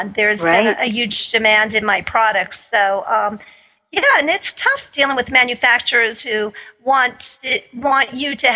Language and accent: English; New York City, New York, United States; I grew up in Staten Island, and I worked in Manhattan since I was 16 years old